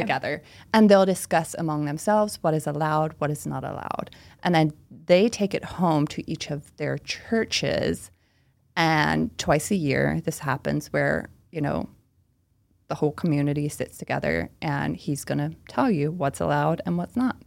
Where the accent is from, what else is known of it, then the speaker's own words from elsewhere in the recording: Oxford, Pennsylvania, United States; first language Pennsylvania Dutch; English is a second language; moved away as an adult; now in Philadelphia, United States; I am from a small town called Oxford, P A, which is in Chester County, Pennsylvania.